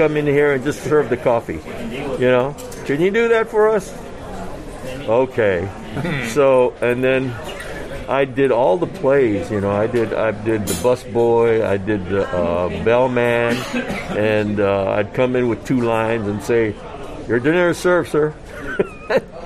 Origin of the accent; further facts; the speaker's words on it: Hawaii, United States; I was born in Hawaii